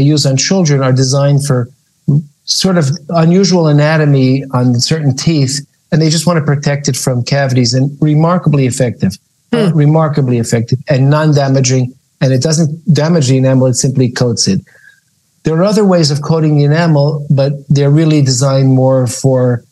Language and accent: English; New York, United States; moved away as an adult; now in Israel; I grew up in New York, but I've been living in Israel lately